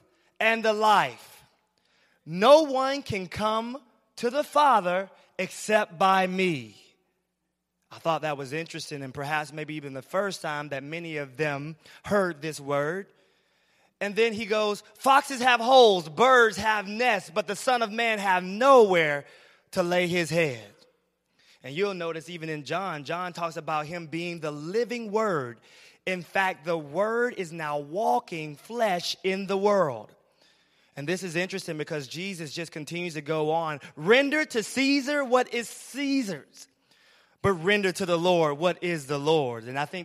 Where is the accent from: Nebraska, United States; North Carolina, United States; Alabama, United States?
Alabama, United States; I'm from Alabama, so I'm used to country roads